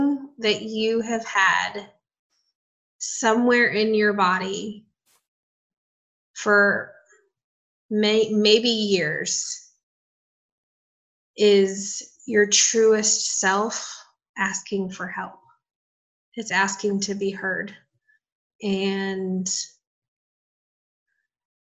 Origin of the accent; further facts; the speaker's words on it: Southern California, United States; now in Nashville, United States; I'm from Southern California